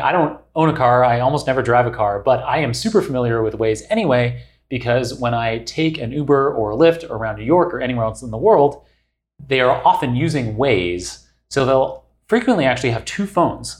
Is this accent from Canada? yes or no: yes; Canada; also born or lived in England / Singapore; now in United States; I'm originally Canadian.